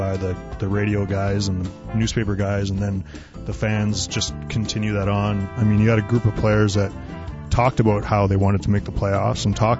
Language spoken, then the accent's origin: English; Sherwood Park, Alberta, Canada; also born or lived in Edmonton; being from Edmonton, and I grew up in Sherwood Park